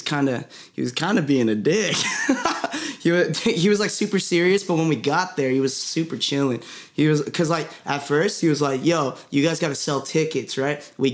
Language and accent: English; Philippines; I'm Filipino.